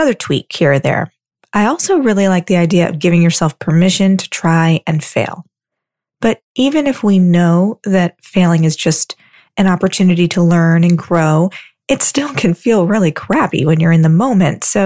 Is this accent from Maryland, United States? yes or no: yes; Baltimore, Maryland, United States; moved away as an adult; also born or lived in Iowa; I grew up in Baltimore.